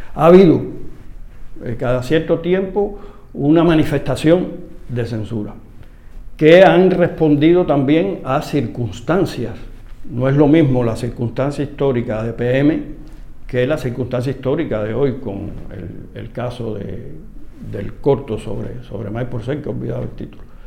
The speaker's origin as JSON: {"language": "Spanish", "country": "Cuba", "said": "como cubano"}